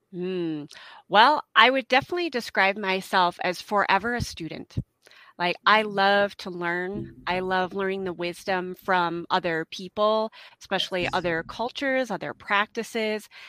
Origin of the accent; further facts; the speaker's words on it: Midwest, United States; also born or lived in Utah / Idaho / Colorado; now in Helena, United States; I'm originally from the Midwest